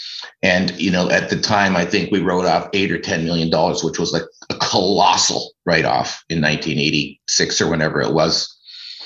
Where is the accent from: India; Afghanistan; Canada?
Canada; Ancaster, Ontario; I was born in Ancaster and spent my whole life playing hockey